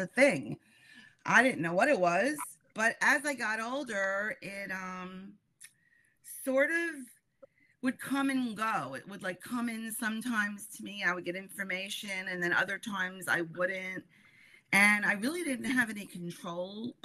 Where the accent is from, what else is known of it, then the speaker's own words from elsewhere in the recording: New York City, New York, United States; also born or lived in Bronx / Queens / Long Island; So I've always lived in New York. I was born in the Bronx. And I've pretty much, and then I moved to another borough in New York called Queens. And now I live in Long Island.